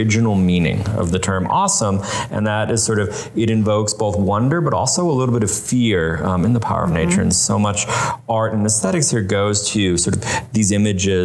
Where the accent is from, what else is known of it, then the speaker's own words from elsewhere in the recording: Boston, Massachusetts, United States; moved away; my growing up in Boston and around Boston